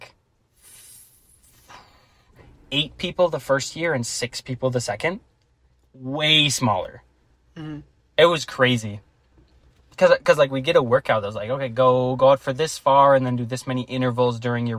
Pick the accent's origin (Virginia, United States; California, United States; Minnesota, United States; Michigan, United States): Minnesota, United States; we're from Minnesota